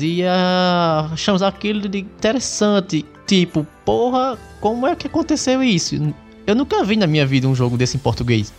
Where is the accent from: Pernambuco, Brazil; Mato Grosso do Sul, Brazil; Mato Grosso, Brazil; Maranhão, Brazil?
Pernambuco, Brazil; Caruaru; sou de Caruaru, Pernambuco